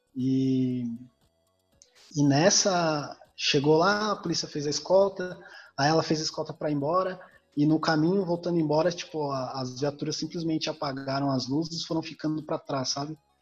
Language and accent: Portuguese; Campos do Jordão, São Paulo, Brazil; moved away; also born or lived in Curitiba; Eu fui criado em Campos do Jordão